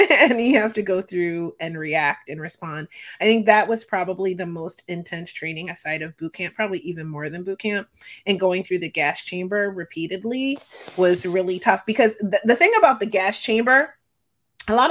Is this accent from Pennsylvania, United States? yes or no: yes; Philadelphia, Pennsylvania, United States; I'm from Philadelphia, Pennsylvania